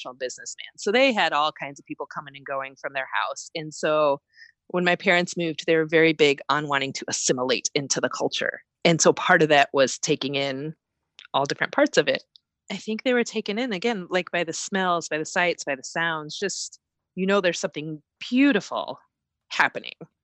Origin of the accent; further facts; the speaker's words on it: Iowa, United States; moved away as an adult; now in Michigan, United States; I grew up in Iowa.